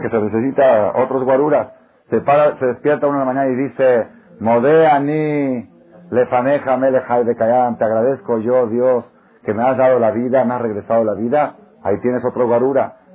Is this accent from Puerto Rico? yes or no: no; Israel; moved away; yo soy israelí